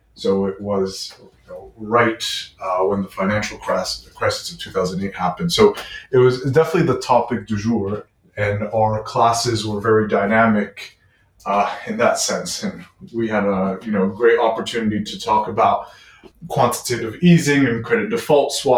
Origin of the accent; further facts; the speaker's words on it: Lebanon; also born or lived in Quebec City, Canada; now in Montreal, Canada; I'm Lebanese of origin